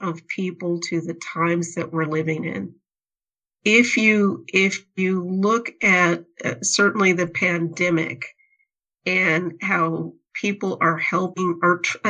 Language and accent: English; Phoenix, Arizona, United States; I grew up in Phoenix, Arizona. I grew up in the downtown Phoenix area